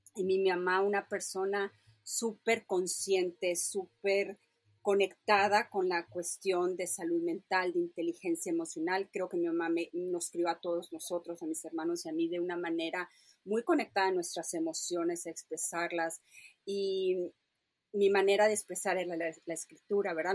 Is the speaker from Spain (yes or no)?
no; Mérida, Yucatán, Mexico; moved away; crecí, nací en Mérida, Yucatán